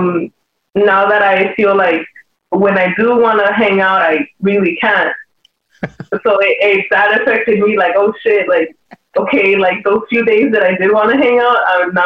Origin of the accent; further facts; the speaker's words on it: Los Angeles, California, United States; I'm from South Central